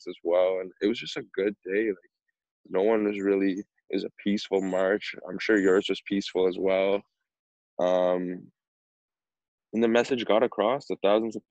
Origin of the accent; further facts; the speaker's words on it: Cambridge, Ontario, Canada; I'm from Cambridge, so that's like the next town over for me